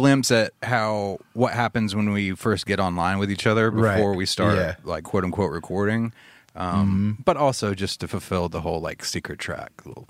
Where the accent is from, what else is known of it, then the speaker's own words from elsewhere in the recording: the South of the US, United States; My accent makes it worse. I'm from the south of the U.S. That's the worst accent to say those words with.